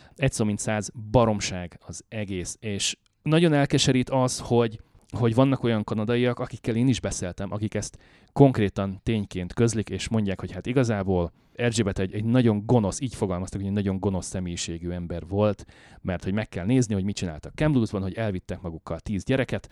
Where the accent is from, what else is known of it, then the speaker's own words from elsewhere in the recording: Hungary; now in Canada; európaiként, magyarként